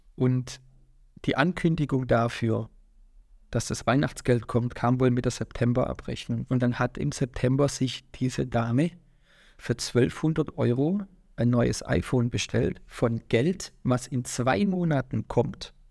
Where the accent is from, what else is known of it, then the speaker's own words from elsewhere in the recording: Swabia, Baden-Württemberg, Germany; also born or lived in Waiblingen; komme aus Schwaben